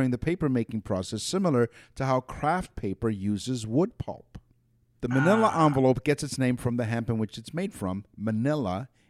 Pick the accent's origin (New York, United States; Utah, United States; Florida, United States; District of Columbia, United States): New York, United States; New York City; we're from the Bronx